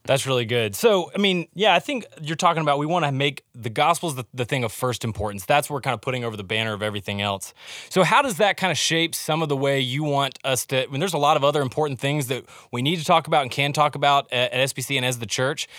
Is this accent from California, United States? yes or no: no; Alabama, United States; I'm from Alabama